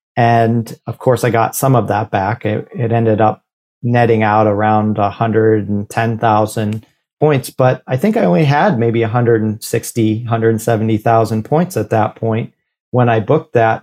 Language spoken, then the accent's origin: English; near Detroit, Michigan, United States; Detroit, which was close to my hometown